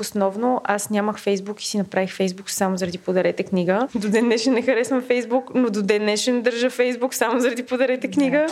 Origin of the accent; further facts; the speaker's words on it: Blagoevgrad, Blagoevgrad Province, Bulgaria; moved away; Аз съм от Благоевград, съм израснала и живеех много близо до тамошния дом